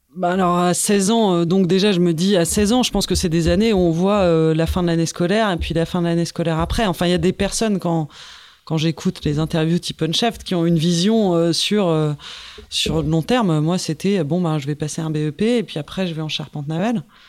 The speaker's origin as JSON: {"language": "French", "town": "Paris", "region": "Île-de-France", "country": "France", "said": "je suis repartie chez moi à Paris"}